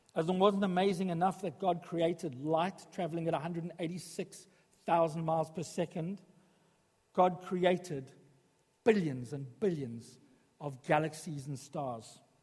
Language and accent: English; South Africa; moved away as an adult; now in Sutton Coldfield, United Kingdom; When I was growing up in South Africa